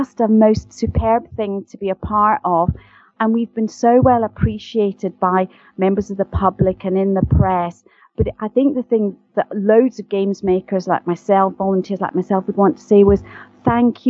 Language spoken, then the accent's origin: English; Glasgow, Scotland, United Kingdom; accent: Scottish; I am indeed Scottish, and as I'm very fond of saying, I'm a posh Glaswegian, and sometimes people don't think that's true, but I am from Glasgow